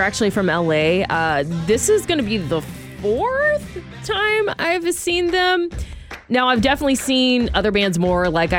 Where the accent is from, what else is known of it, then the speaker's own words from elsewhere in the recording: Georgia, United States; now in Sonoma County, United States; So I'm going back to Georgia next week, my home state.